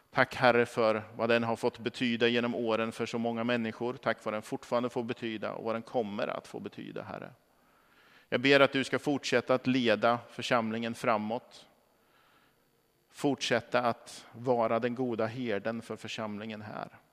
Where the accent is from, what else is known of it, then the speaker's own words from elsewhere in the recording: Norrköping, Östergötland, Sweden; moved away; Som barn så växte jag upp i de eh, vad ska vi säga, nordöstra delarna av, av Norrköping